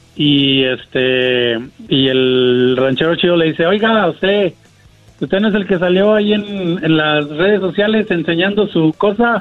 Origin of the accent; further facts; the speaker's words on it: San Luis Potosí, Mexico; De San Luis